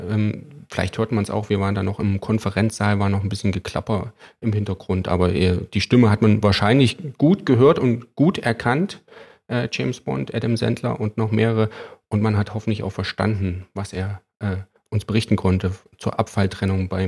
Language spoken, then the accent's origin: German; East Germany, Germany; Nee, ich komme aus dem Osten, wir hatten nichts.